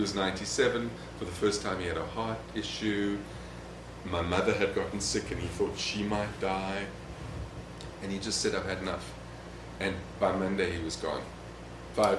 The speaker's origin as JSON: {"language": "English", "country": "South Africa", "moved": "yes", "said": "I came from South Africa"}